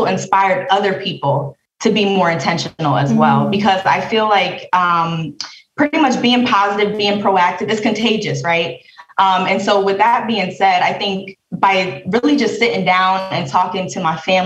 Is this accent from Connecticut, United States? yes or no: yes; Bridgeport, Connecticut, United States; I'm from Bridgeport, Connecticut